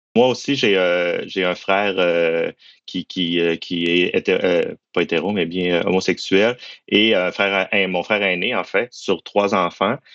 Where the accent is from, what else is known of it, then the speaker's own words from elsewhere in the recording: Quebec, Canada; je suis originaire du Saguenay-Lac-Saint-Jean